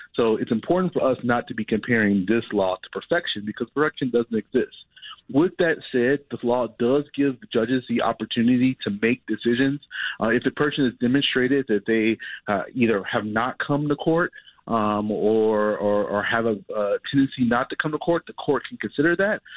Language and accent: English; Chicago, Illinois, United States; I grew up as a Chicagoan, a Southsider